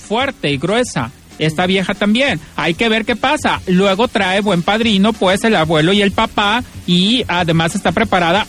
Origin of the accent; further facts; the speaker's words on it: Sinaloa, Mexico; crecí en Sinaloa escuchando estas cosas y viviendo estas cosas